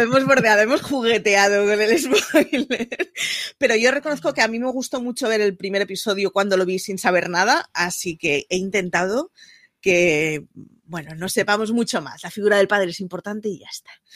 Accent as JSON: {"language": "Spanish", "town": "Barcelona", "region": "Catalonia", "country": "Spain", "said": "como barcelonesa que siempre es representada por una sagrada familia"}